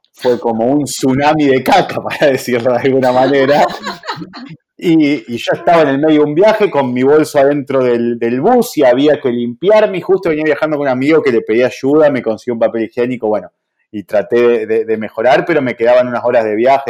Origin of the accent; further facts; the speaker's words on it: Argentina; aquí en Argentina